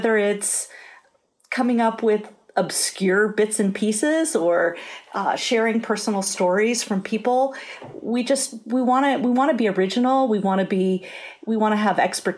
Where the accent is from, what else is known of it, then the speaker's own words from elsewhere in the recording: San Francisco Bay Area, California, United States; I grew up in the San Francisco Bay Area, and I think that was a great advantage to me because it's such an incredible food culture here